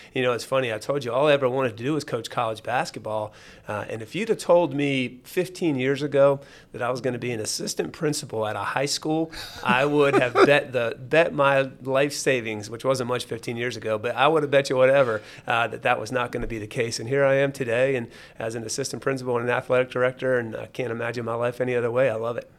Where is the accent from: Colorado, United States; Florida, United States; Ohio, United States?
Florida, United States; Jacksonville; moved away as an adult; also born or lived in Valdosta, Georgia; now in Georgia, United States; I grew up in Jacksonville, Florida. So, I was a Florida boy